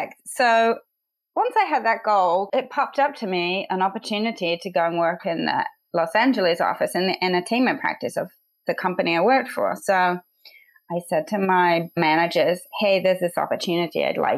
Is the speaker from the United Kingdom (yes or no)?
yes; England, United Kingdom; moved away as an adult; also born or lived in Manchester; now in United States; So my accent is a little funny. I'm from England, and I grew up there in a village of 400 people, very tiny, and a farming community